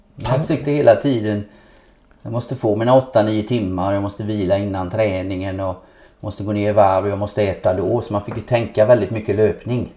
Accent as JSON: {"language": "Swedish", "town": "Nässjö", "region": "Jönköping County", "country": "Sweden", "tie": "born or raised there", "also_born_or_lived": "Gothenburg", "moved": "as an adult", "said": "Hemma i Lövhult här i Nässjö."}